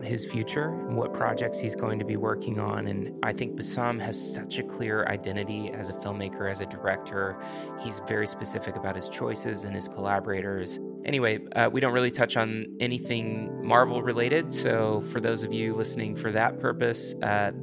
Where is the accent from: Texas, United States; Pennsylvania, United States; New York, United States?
Texas, United States; Houston; We're both from Houston, Texas.